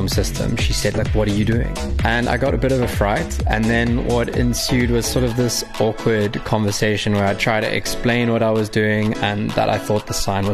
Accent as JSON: {"language": "English", "town": "Durban", "region": "KwaZulu-Natal", "country": "South Africa", "tie": "born or raised there", "also_born_or_lived": "Cape Town", "moved": "as an adult", "said": "I've grown up my entire life at the same address in the Rose Hill, Durban North area."}